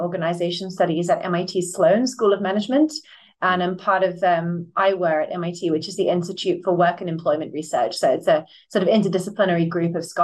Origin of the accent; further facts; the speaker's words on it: Buckinghamshire, South East England, United Kingdom; I grew up in Buckinghamshire